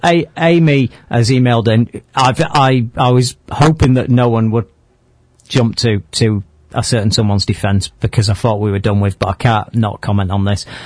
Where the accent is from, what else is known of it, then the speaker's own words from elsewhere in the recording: Manchester, North West England, United Kingdom; we're from Manchester.